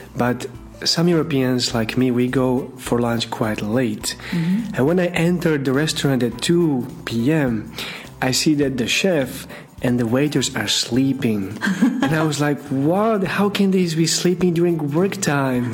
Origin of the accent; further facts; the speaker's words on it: Slovakia; moved away as an adult; also born or lived in Russia; I come from Slovakia.